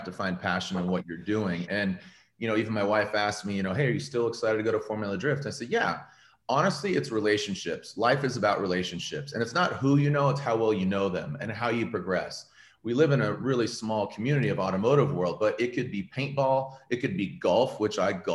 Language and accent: English; Poway, California, United States; also born or lived in Cupertino, California / Arizona; now in Riverside, United States; I was born in Northern California. Parents divorced when I was 7. So figure second grade. And so moved from Cupertino, which a small little company called Apple was there. And then moved to San Diego and then grew up in Poway